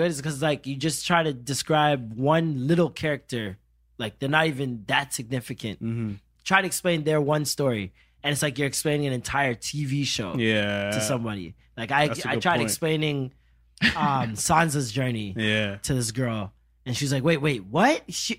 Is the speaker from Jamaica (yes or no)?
yes; Jamaica; Mobay, St. Elizabeth. Portmore, like all over the place.